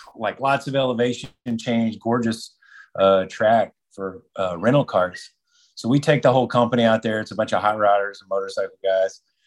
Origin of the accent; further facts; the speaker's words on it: Texas, United States; That's my home state in Texas